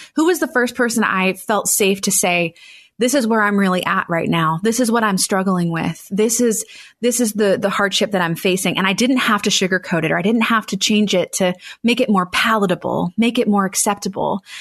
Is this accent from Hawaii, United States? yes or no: no; Annapolis, Maryland, United States; I ran a, a, wedding photography business in my hometown of Annapolis, Maryland for eight years